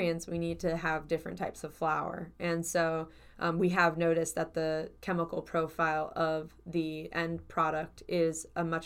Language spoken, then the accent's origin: English; Cleveland, Ohio, United States; I'm from Cleveland